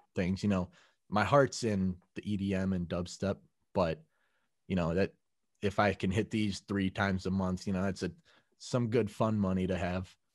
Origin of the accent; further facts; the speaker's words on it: Mequon, Wisconsin, United States; I grew up in Mequon, which is maybe 10 minutes north of where I am